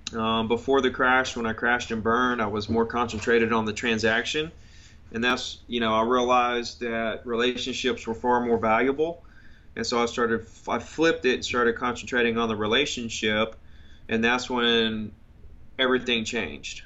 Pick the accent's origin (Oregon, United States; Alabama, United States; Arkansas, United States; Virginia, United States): Alabama, United States; Gulf Shores; I grew up on the Gulf Coast um, in Gulf Shores, Alabama. Went to Gulf Shores Elementary